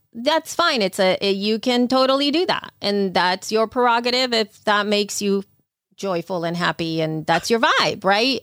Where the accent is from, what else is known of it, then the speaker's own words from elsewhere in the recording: El Salvador; moved away; growing up in El Salvador